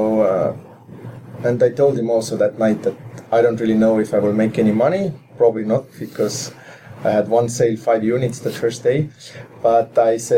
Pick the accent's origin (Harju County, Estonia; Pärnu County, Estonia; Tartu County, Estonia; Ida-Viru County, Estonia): Harju County, Estonia; Saku; I had a very kind of interesting childhood in that sense that when I was growing up, we had a Russian currency in our country